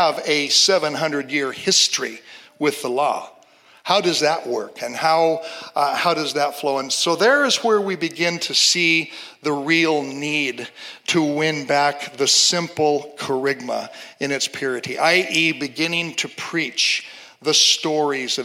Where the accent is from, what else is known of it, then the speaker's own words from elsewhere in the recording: Seattle, Washington, United States; I'm from Seattle, a very secular city